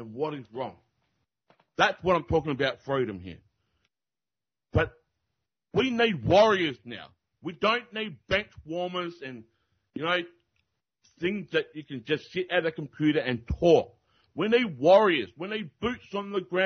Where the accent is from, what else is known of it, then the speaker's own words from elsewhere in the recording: Australia; I am from Australia